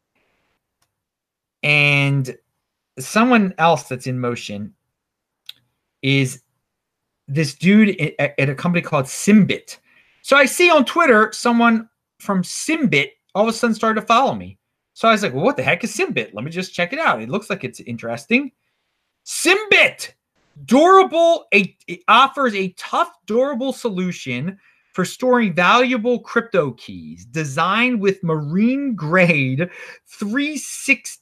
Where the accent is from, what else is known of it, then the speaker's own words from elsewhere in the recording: Baltimore, Maryland, United States; I'm from Baltimore, city of the 1950s.